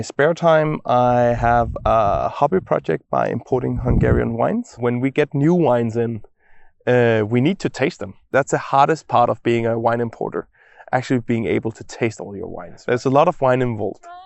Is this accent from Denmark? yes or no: yes; Copenhagen, Capital Region of Denmark, Denmark; I'm born and raised in Copenhagen